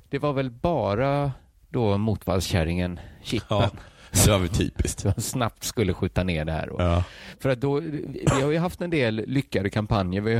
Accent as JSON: {"language": "Swedish", "town": "Gothenburg", "region": "Västra Götaland", "country": "Sweden", "accent": "Gothenburg Swedish (göteborgska)", "said": "jag talar göteborgska."}